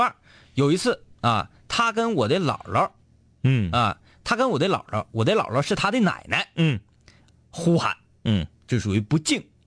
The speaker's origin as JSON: {"language": "Chinese", "town": "Baishan", "region": "Jilin", "country": "China", "tie": "born or raised there", "said": "在我老家，嗯。啊，呃，白山湾沟，那就矿里"}